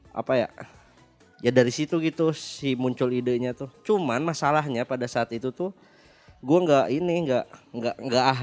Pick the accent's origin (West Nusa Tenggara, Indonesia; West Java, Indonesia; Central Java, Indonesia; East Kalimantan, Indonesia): West Java, Indonesia; Bandung; Halo, jadi … tuh ada dua orang … kami dari Bandung.